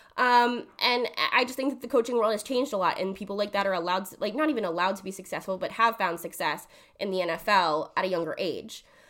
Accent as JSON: {"language": "English", "town": "Jacksonville", "region": "Florida", "country": "United States", "tie": "born or raised there", "said": "born and raised in Jacksonville, same age as the Jags"}